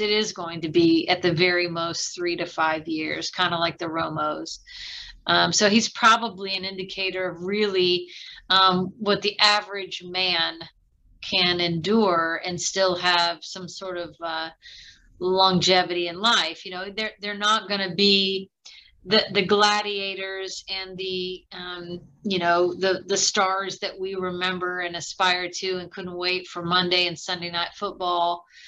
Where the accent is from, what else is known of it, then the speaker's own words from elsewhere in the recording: Midwest, United States; two kids growing up in the Midwest